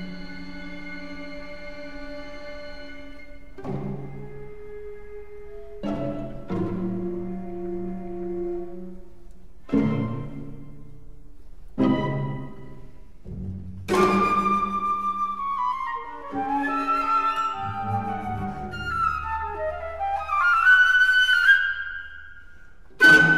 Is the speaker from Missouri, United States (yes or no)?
yes; St. Louis, Missouri, United States; my hometown of St. Louis, Missouri